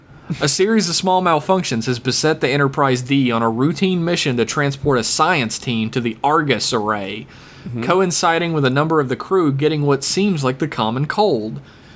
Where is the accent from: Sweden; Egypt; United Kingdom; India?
Sweden; Here to represent my home country of Sweden in your growing global fan base.